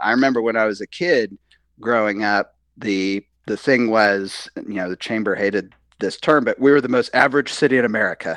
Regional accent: Tulsa, Oklahoma, United States; when we were kids growing up in Tulsa

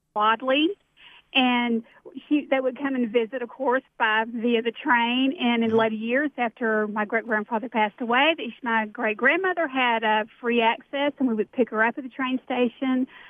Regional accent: Atlanta, Georgia, United States; I grew up in Atlanta.

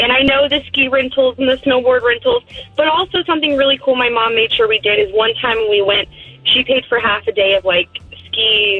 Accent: Palatka, Florida, United States; now in DeLand, United States; I am a kid from Florida. I grew up in Palatka

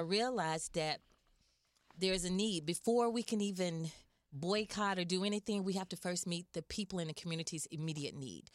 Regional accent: Atlanta, Georgia, United States; I'm actually from Atlanta, Georgia.

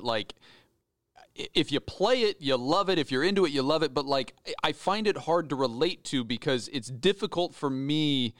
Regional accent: Idaho, United States; moved away; A small town in Idaho.

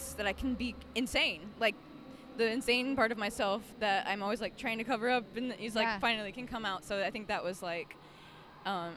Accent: South Florida, United States; also born or lived in Fort Lauderdale / Boynton Beach / Delray Beach; I grew up in South Florida

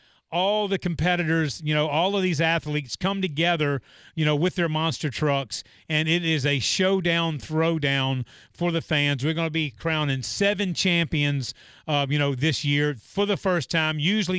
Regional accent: North Carolina, United States; Yes. North Carolina, yeah.

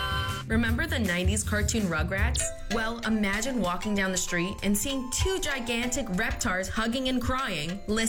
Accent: Lindenhurst, New York, United States; Growing up in Lindenhurst has turned me on to Patsy's and Son Italian Bakery.

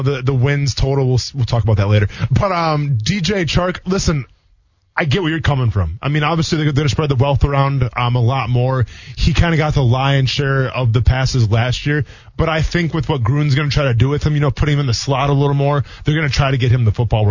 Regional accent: Scandinavia, Wisconsin, United States; I'm from Iola, Scandinavia

